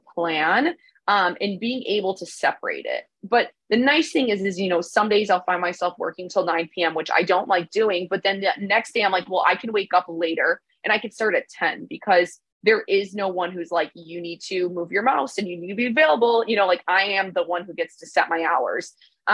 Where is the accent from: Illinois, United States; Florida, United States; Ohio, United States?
Illinois, United States; Chicago; moved away as an adult; I'm originally from Chicago